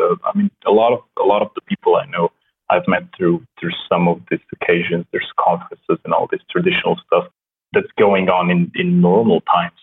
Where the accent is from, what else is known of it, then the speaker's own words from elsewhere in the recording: Slovenia; first language Slovenian; English is a second language; I come from a very small country in Europe, and it's kind of normal for us to learn languages at a very early age. So I started with English, obviously. My native language is Slovenian